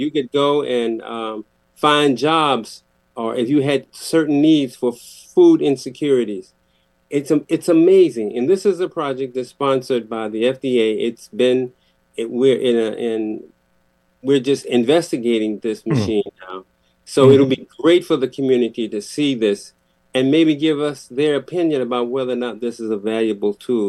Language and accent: English; Waterbury, Connecticut, United States; The only black doctor I knew growing up in Waterbury was a dentist